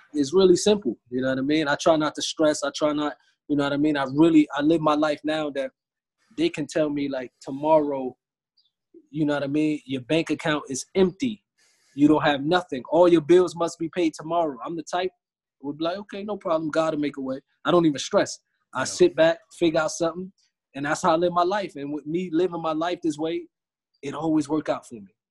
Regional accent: United States; moved away

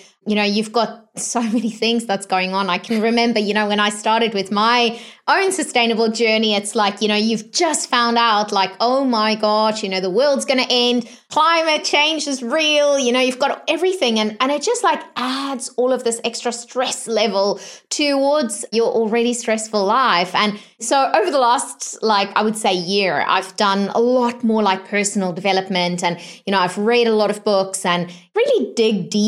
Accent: South Africa; moved away; I was born in South Africa as well.

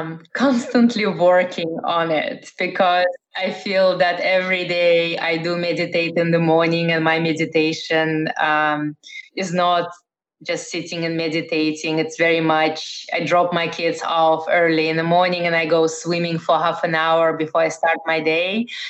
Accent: Netherlands; also born or lived in Russia; now in United States; But I was born in Russia, former Soviet Union. I grew up in the Netherlands and I've lived in Eastern Europe, in Middle East.

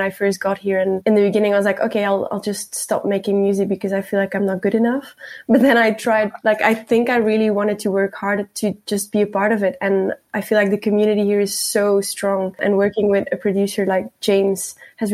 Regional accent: Flanders, Belgium; accent: Flemish; first language Dutch (Flemish); English is a second language; now in Melbourne, Australia; my Flemish is my native language

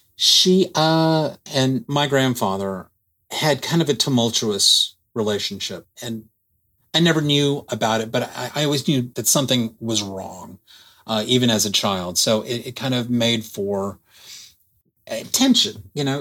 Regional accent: Dallas, Texas, United States; I'm born and raised in Dallas

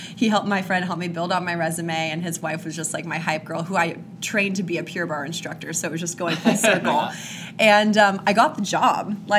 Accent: Kansas, United States; I'm from Kansas.

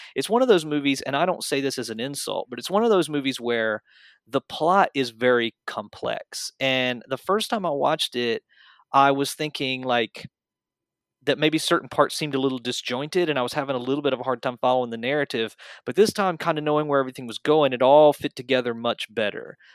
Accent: American South, United States; I was born and raised in the American South

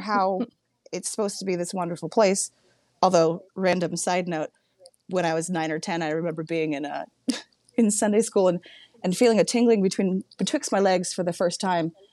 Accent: Humboldt County, Northern California, United States; born or raised there

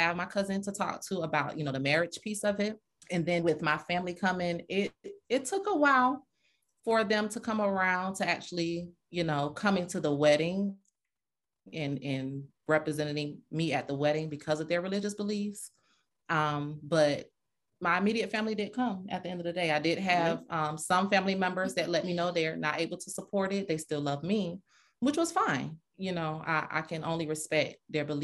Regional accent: Fort Lauderdale, Florida, United States; moved away as an adult; now in Atlanta, United States; I'm from Fort Lauderdale, raised. I came to Atlanta in 07, so I've been here a while.

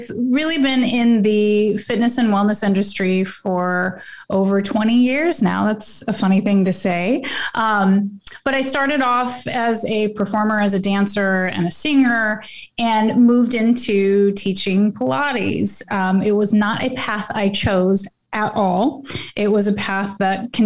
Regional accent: Oklahoma, United States; moved away; I'm originally from Oklahoma

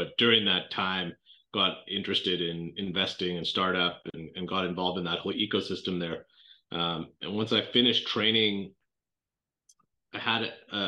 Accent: Toronto, Ontario, Canada; moved away as an adult; also born or lived in Boston, United States; now in United States; So I grew up in Canada, spent my childhood in Toronto, went to school in Canada

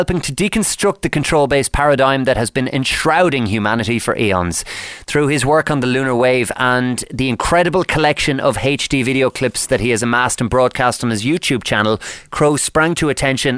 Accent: Ireland; Ireland, my home country

